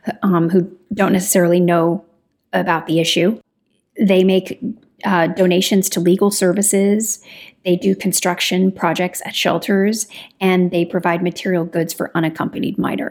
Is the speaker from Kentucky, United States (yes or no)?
yes; Kentucky, United States; I'm from Kentucky